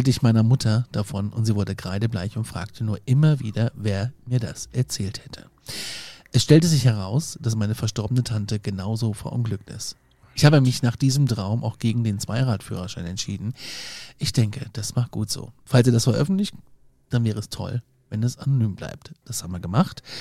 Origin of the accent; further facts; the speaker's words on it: Maden, Hesse, Germany; Aber ähm, ähm, ich bin ja aus Marden City, aus MC. Ähm, Maden wie das Tier ist der Ortsteil und ist